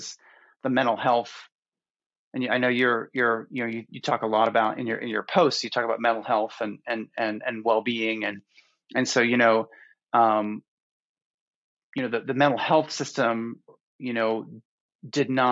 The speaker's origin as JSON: {"language": "English", "region": "Florida", "country": "United States", "tie": "born or raised there", "said": "growing up in Florida"}